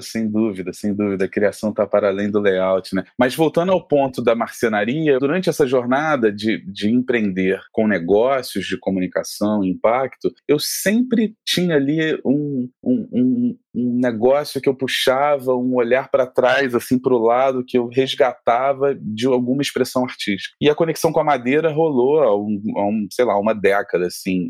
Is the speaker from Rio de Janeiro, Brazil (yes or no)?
yes; Rio de Janeiro, Brazil; como boa carioca que somos